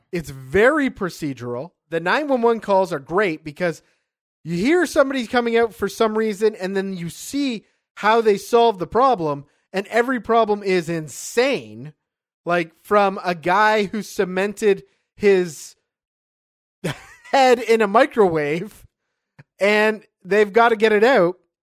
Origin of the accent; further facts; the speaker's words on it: Canada; as a Canadian who has never been to a reservation